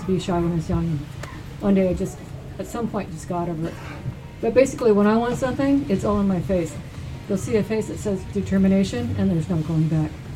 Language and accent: English; United States; I'm from America